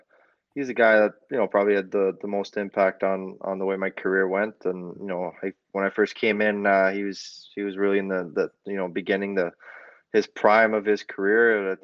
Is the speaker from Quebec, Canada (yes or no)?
yes; Quebec, Canada; also born or lived in New Brunswick; It's different than you know, where I'm from Quebec and New Brunswick, I guess.